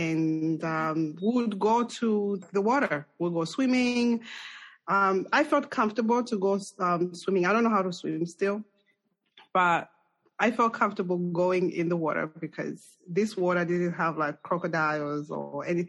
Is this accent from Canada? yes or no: no; Zambia; English is a second language; now in United States; So I share the thing with you with Colorado. We are a landlocked country.